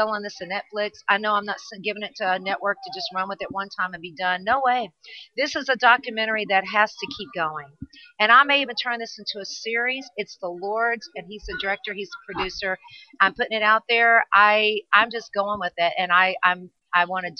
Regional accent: California, United States; I'm Californian

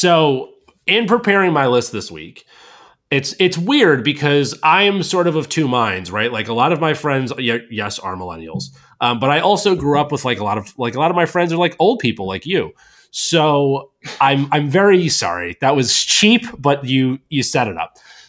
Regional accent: New York, United States; we were growing up in New York and upstate New York

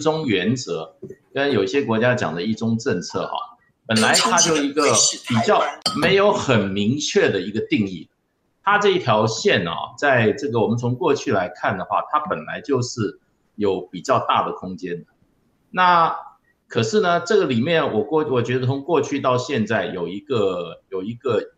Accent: Taiwan; 在我们就是说，我们台湾这边在外面设立代表机构的这个这个上面哈

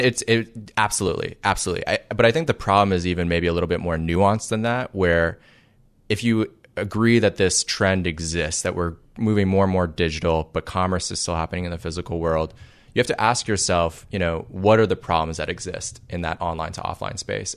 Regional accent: Toronto, Ontario, Canada; moved away as an adult; also born or lived in Waterloo, Ontario; now in Silicon Valley, United States; I was raised in Toronto

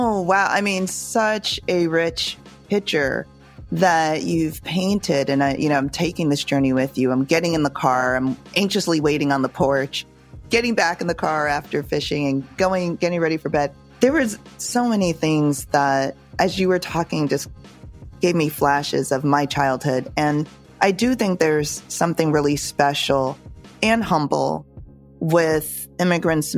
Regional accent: Jamaica; as a Jamaican who knows how to cook

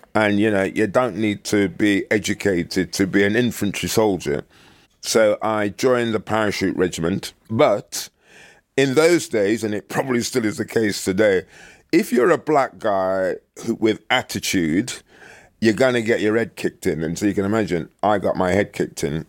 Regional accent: Birmingham, West Midlands, United Kingdom; moved away as an adult; also born or lived in Jamaica; the place where I was brought up in Birmingham

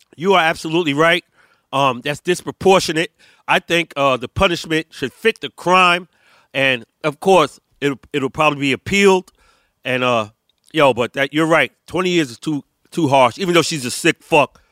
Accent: New York City, New York, United States; I don't claim to be New York, B. I'm from Brooklyn

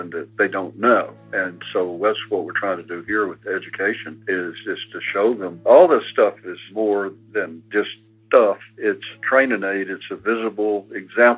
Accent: Gadsden, Alabama, United States; I grew up in Alabama and went to the University of Alabama

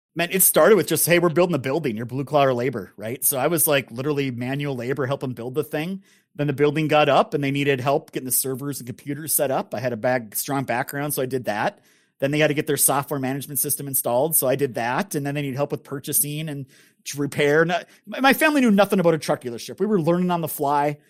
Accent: northern Minnesota, United States; my great grandfather started a business in northern Minnesota, which is where I grew up

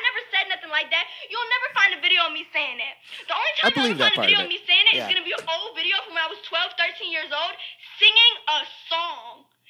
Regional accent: Florida, United States; Where I grew up in Florida, I didn't know no better.

